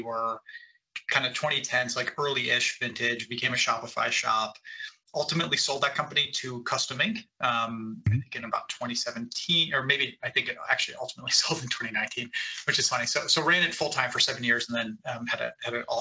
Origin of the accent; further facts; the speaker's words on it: Cleveland, Ohio, United States; I am from Cleveland, Ohio